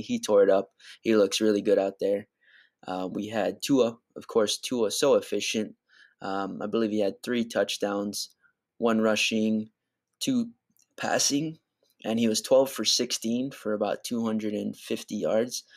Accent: Hawaii, United States; I am from Hawaii

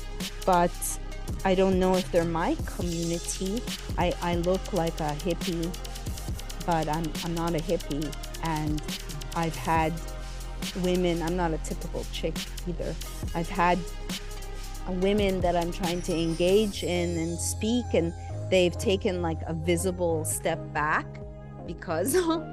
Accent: Montreal, Quebec, Canada; moved away as an adult; also born or lived in Los Angeles, United States; I grew up, I was born in 73, and I grew up in Montreal, Canada.

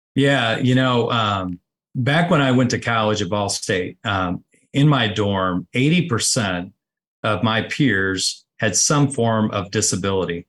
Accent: Connersville, Indiana, United States; I grew up, uh, about sixty-five miles, uh, southeast of, uh, Indianapolis, uh, a small community called Connorsville, Indiana

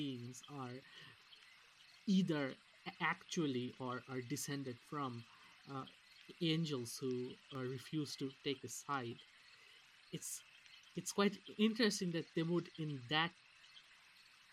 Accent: India; moved away; I come from India

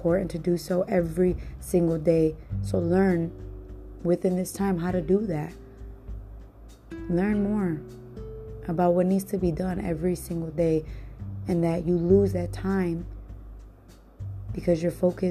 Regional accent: Cleveland, Ohio, United States; also born or lived in Puerto Rico; I come from Cleveland, Ohio

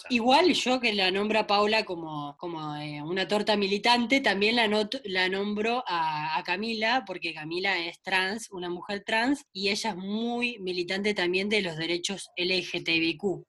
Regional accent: Doyle, Buenos Aires, Argentina; mi pueblo de Doile, en Santa Lucía

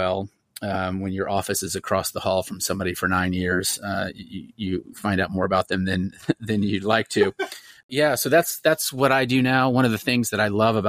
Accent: Austin, Texas, United States; accent: American; also born or lived in Dripping Springs, Texas; now in San Antonio, United States; I grew up in Austin, and then a small town outside of Austin, Dripping Springs

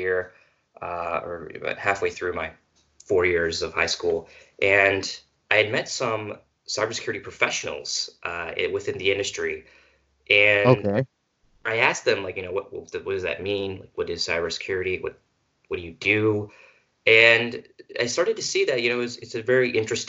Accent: Missouri, United States; I am from Missouri. I'm about 2 hours north of the university.

